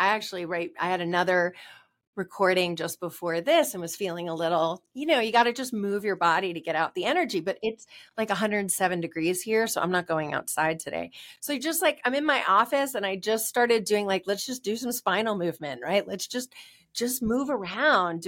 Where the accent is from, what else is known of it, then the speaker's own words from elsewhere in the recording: New York, United States; we're New Yorker